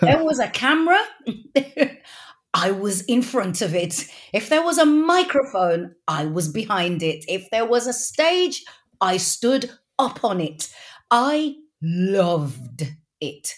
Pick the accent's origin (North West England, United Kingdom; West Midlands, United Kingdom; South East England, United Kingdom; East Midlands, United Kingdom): West Midlands, United Kingdom; Wolverhampton; accent: Wolverhampton; I'm actually a Wolverhamptoner, which is just, you know, not far up the road from Birmingham.